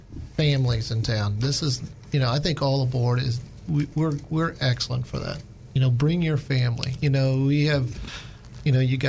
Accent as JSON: {"language": "English", "town": "Baltimore", "region": "Maryland", "country": "United States", "said": "I come from Baltimore. We, you know, we don't have one there."}